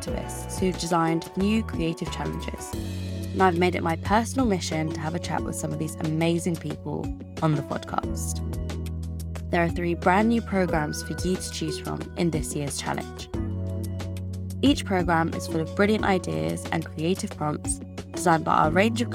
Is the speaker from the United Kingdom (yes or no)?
yes; London, United Kingdom; I'm from London